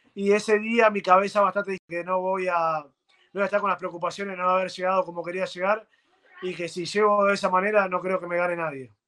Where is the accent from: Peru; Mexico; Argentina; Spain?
Argentina